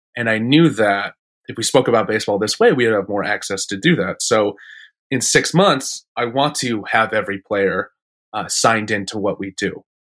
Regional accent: Phoenix, Arizona, United States; I grew up in Phoenix wearing, like, Mets gear

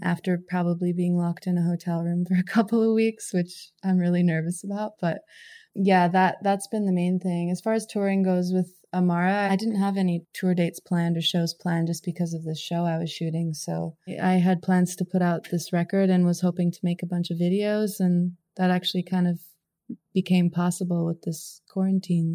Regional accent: Fernie, British Columbia, Canada; now in California, United States; I'm from Canada. My hometown, Fernie, is where my my mom is

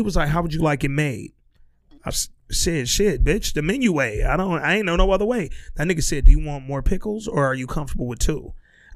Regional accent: Birmingham, Alabama, United States; I'm from Birmingham, Alabama

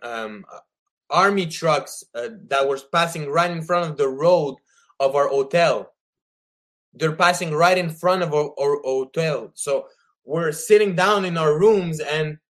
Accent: Quebec, Canada; I am a Canadian citizen from Quebec

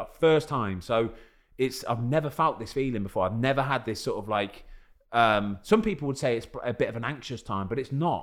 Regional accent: England, United Kingdom; I'm English

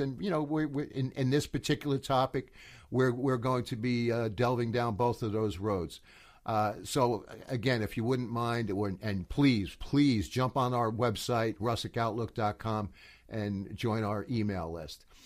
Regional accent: United States; I'm coming from the United States

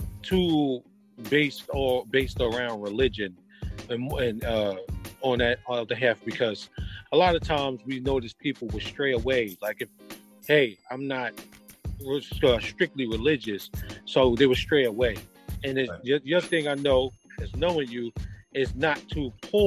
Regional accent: Jersey City, New Jersey, United States; I grew up in Jersey City, New Jersey.

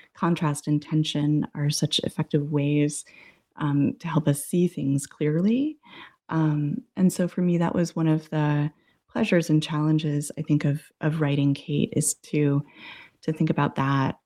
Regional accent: New England, United States; moved away as an adult; also born or lived in Massachusetts / Boston / Arizona; I grew up in New England, went to college

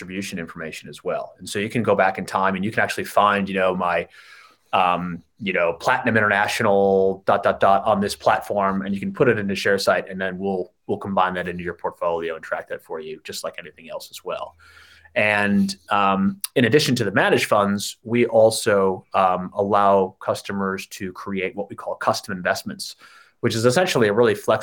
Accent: United States; moved away as an adult; now in Sydney, Australia; me as an American

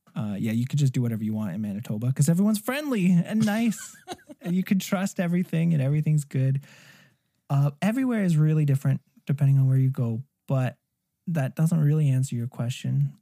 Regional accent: Arizona, United States; moved away as an adult; now in Greater Toronto Area, Canada; I didn't grow up in Canada. I grew up in Arizona where people have never seen ice skates

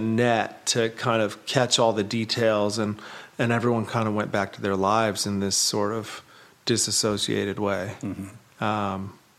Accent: Lake Arrowhead, California, United States; when we were kids, I'm from Lake Arrowhead and up in the mountains, and we went back to visit.

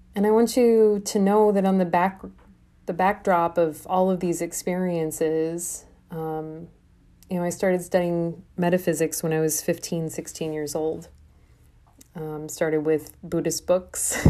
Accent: Des Moines, Iowa, United States; moved away as an adult; also born or lived in Brooklyn, New York; now in Des Moines, United States; I'm from Iowa. from the Midwest. I'm corn fed, you know, raised on the plains.

